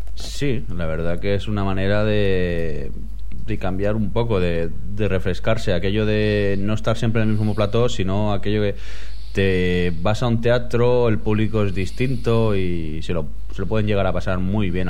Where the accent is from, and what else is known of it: Spain